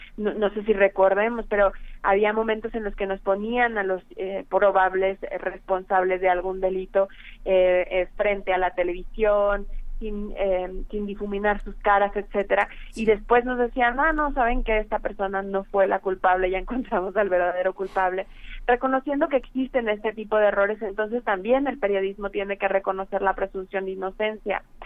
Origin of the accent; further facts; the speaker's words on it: Mexico; nosotros como mexicanos